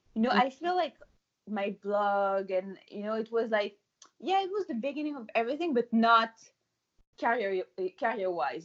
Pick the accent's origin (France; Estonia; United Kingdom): France; moved away as an adult; also born or lived in Paris / New York City; now in Montreal, Canada; I'm from France. In France, we used to eat, to drink, you know, to live fully